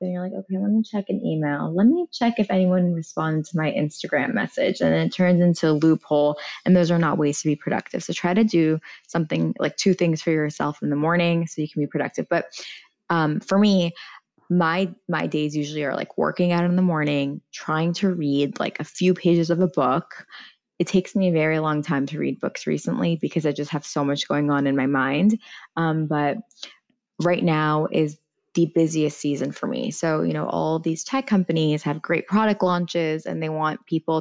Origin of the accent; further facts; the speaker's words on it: United States; first language Farsi; English is a second language; I'm not just American, but I'm Iranian American